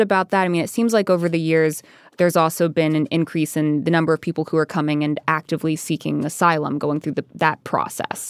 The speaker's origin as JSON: {"language": "English", "region": "Arizona", "country": "United States", "said": "I'm from Arizona"}